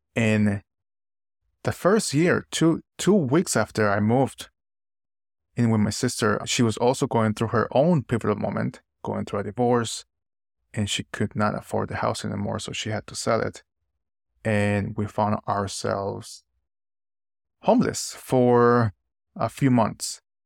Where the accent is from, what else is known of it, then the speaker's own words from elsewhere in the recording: Nicaragua; moved away as an adult; now in United States; moving to the United States after growing up in Nicaragua for twenty years